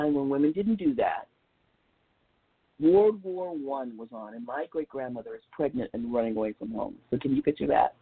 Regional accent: Los Angeles, California, United States; I grew up in South Central Los Angeles

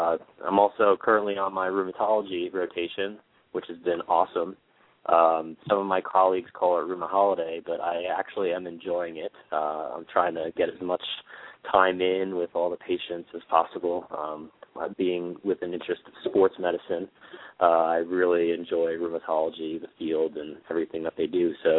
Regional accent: Long Island, New York, United States; But grew up on Long Island, kind of brought up to become a doctor

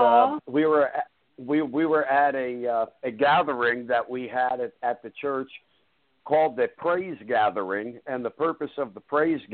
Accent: New Jersey, United States; also born or lived in Oklahoma / Irvington, New Jersey; I was raised in New Jersey. I just lived in Oklahoma for 10 years

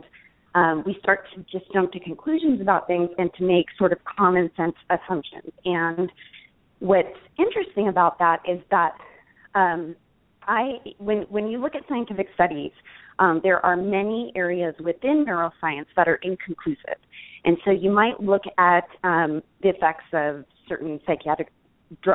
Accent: Los Angeles, California, United States; we grew up in Los Angeles

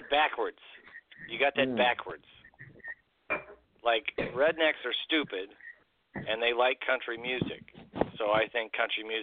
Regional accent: Illinois, United States; I grew up in Illinois, which is a strange state.

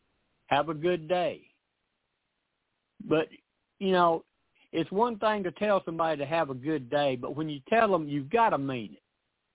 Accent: the South, United States; but I'm sorry, I'm from the South. We don't get in a hurry to say anything sometimes.

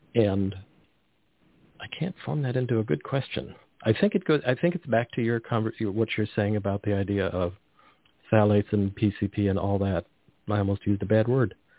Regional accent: Carmel, California, United States; I grew up on the Monterey Peninsula, and we drive through the Salinas Valley and lived near the Salinas Valley

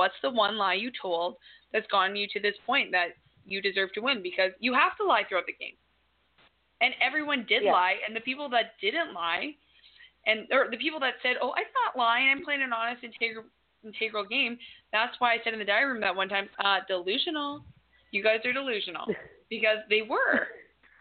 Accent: Winnipeg, Manitoba, Canada; I'm from Winnipeg

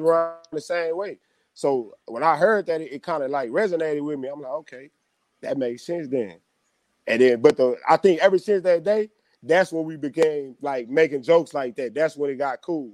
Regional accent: Temple, Texas, United States; also born or lived in Belton, Texas / Midland, Texas; I grew up in Temple, like, but I went to Belton.

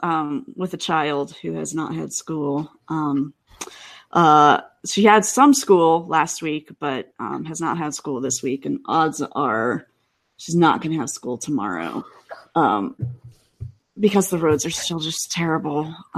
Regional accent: Cleveland, Ohio, United States; now in Seattle, United States; I grew up outside of Cleveland

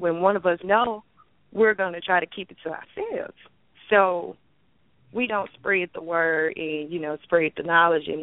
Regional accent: Kruger, Mississippi, United States; now in Hattiesburg, United States; from Kruger, Mississippi, currently residing in Hattiesburg.

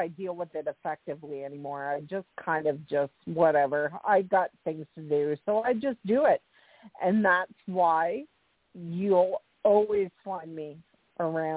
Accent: Canada; as I'm Canadian

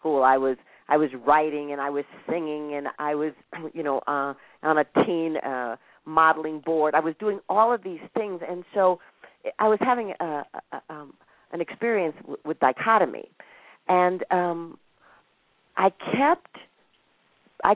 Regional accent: Minnesota, United States; I grew up in Minnesota

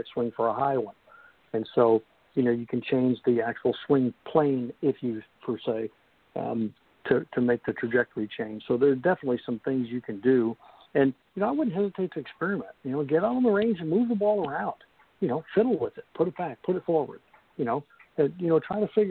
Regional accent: Kansas, United States; I grew up in Kansas where, you know, if the wind ever stopped blowing, you'd fall down

